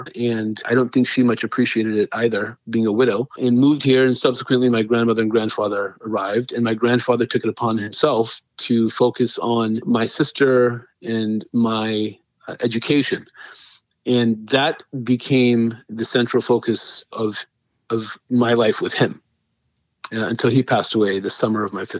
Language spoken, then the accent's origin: English; Fremont, California, United States; also born or lived in Hayward, California / India (ancestry); So I was born in Hayward, California, and my family is from India.